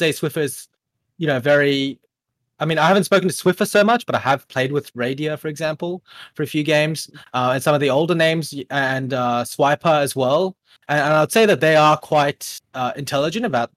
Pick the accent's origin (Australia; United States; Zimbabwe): Australia; born or raised there; also born or lived in Korea